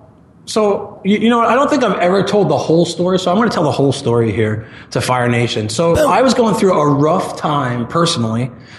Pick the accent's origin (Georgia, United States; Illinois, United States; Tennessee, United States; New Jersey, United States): New Jersey, United States; now in Tempe, United States; So I live in Tempe, Arizona. That's where I run Marketing Press out of. And I'm a transplant from New Jersey.